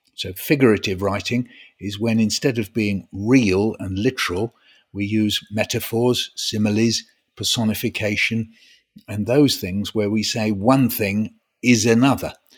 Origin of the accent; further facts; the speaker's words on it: London, United Kingdom; I was born in North London. And where am I living now? North London.